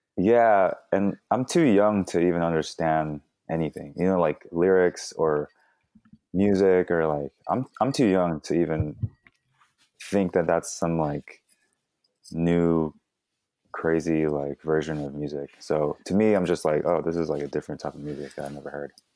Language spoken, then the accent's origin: English; Fremont, California, United States; also born or lived in Daly City / Vallejo; I was born in Daly City, and I was in Daly City till, like, five, five years old, and then I moved to Fremont, which is where I did, like, a majority of my growing up